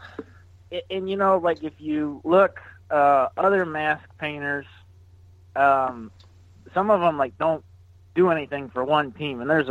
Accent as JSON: {"language": "English", "town": "Syracuse", "region": "New York", "country": "United States", "tie": "born or raised there", "moved": "yes", "said": "I grew up in Syracuse, New York"}